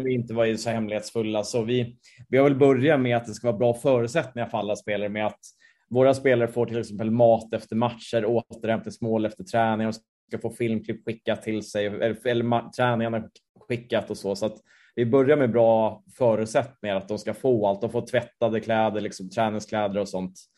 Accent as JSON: {"language": "Swedish", "country": "Sweden", "said": "som svensk"}